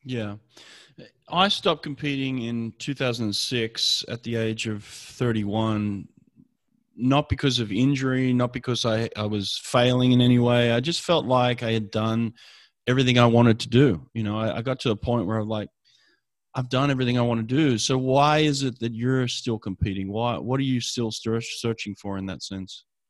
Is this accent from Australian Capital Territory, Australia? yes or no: no; Sydney, New South Wales, Australia; now in Los Angeles, United States; I grew up in Sydney, Australia